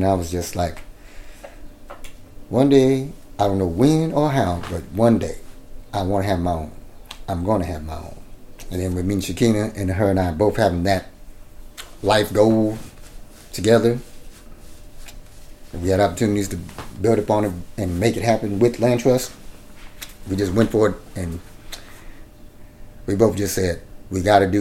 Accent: Oakland, California, United States; My friends that I grew up with in Oakland, going to school together

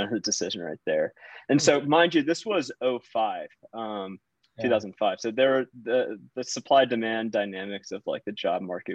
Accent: Virginia, United States; I grew up in Virginia, went to UVA

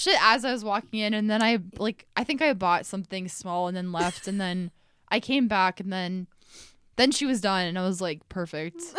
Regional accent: Iowa, United States; I'm from Iowa

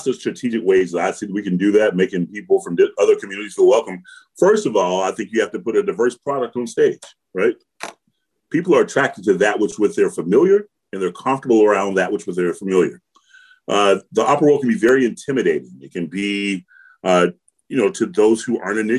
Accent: Georgia, United States; growing up in Georgia

